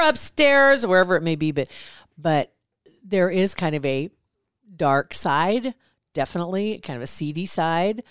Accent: Ashland, Nebraska, United States; I'm from Ashland.

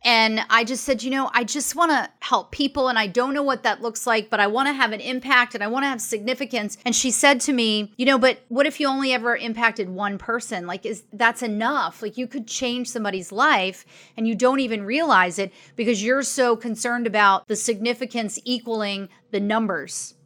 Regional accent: Maryland, United States; also born or lived in Arizona; I grew up in Maryland, outside of D C

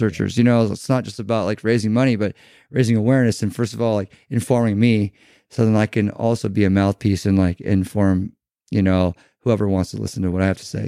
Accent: Newport Beach, California, United States; we grew up in Newport Beach

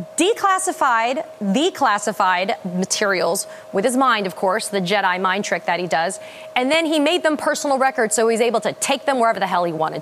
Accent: Florida, United States; in my home state of Florida

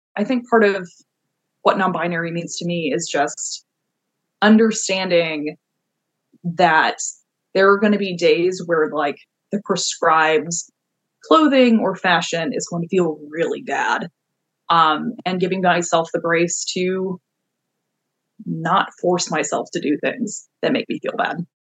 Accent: California, United States; moved away as an adult; now in Florida, United States; I grew up in California, and when I was twenty years old, um, joined the Navy and left and haven't been back

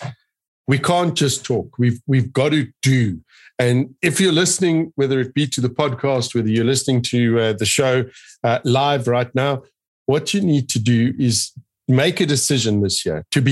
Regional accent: South Africa; we are passionate South Africans. We love this country.

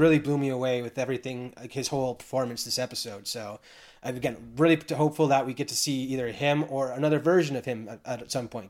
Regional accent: Canada; being Canadian

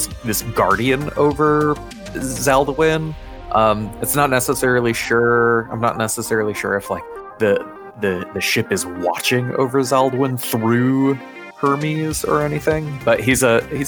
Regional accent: Midwest, United States; I'm from the Midwest

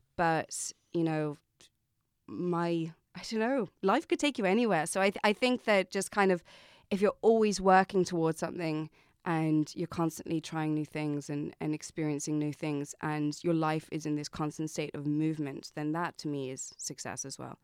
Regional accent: Saffron Walden, East of England, United Kingdom; moved away as an adult; also born or lived in Pittsburgh, United States / London, United Kingdom; now in Dublin, Ireland; I grew up in America, so I was born in Pittsburgh. My mum's American, and I lived there till I was nine years old. And then I moved to England

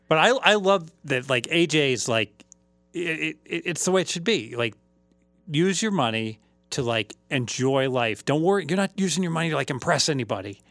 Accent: Dayton, Ohio, United States; also born or lived in Oakwood, Ohio; I grew up in Dayton View until I was in fourth grade

